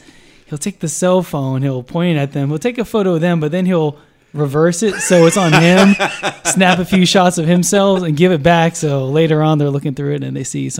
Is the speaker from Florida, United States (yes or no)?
yes; Pensacola, Florida, United States; born or raised there